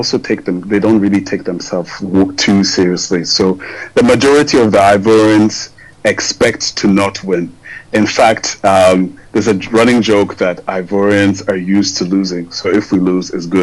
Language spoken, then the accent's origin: English; Ghana; now in Côte d'Ivoire; I'm Ghanaian